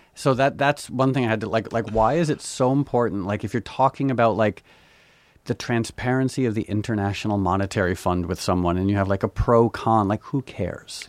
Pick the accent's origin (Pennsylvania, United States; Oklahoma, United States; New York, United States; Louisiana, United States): New York, United States; I was born in New York